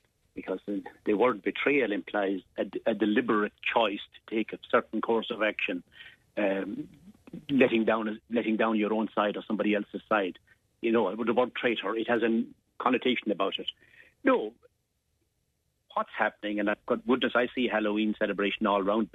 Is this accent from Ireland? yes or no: yes; Glen of Aherlow, Munster, Ireland; growing up in the Glen of Aherlow